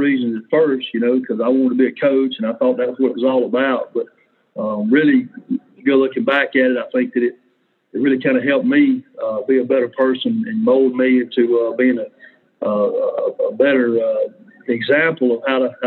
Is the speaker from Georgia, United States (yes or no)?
yes; Griffin, Georgia, United States; I'm originally from Griffin, Georgia. I've been a Bear a long time. I played for Griffin Bears. And for me, playing high school football, great environment there when I was growing up